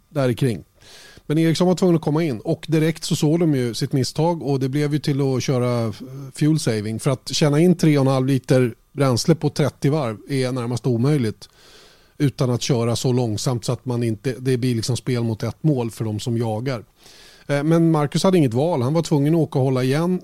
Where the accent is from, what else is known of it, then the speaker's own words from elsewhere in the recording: Sweden; Vi är ju svenskar